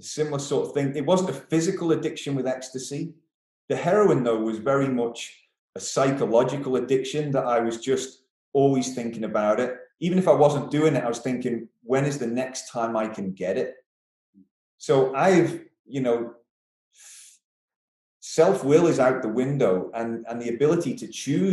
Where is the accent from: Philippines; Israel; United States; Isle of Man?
Isle of Man; moved away as an adult; also born or lived in Derby